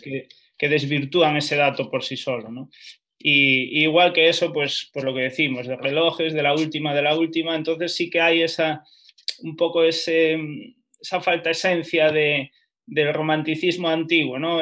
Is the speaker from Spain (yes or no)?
yes; Lugo, Galicia, Spain; now in Madrid, Spain; yo soy de Lugo